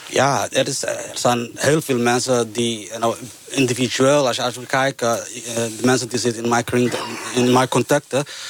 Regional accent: Somalia; Dutch is a second language; now in Netherlands; Ik kom uit Somalië

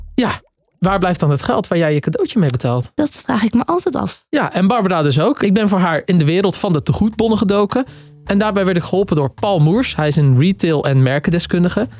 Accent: Waddinxveen, South Holland, Netherlands; het prachtige Waddingsveen, waar ik vandaan kom

